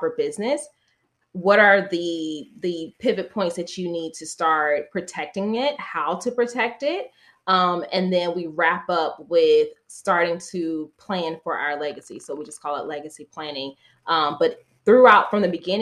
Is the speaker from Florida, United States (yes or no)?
yes; Florida, United States; That's exactly where I grew up, in the South, Florida